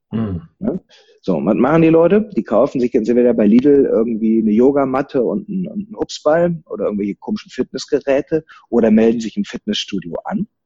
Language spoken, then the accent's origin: German; Rhineland, Germany; Als Rheinländer nimmst du dich halt nicht so ernst. Ne? Das, das, kriegst du von klein auf beigebracht.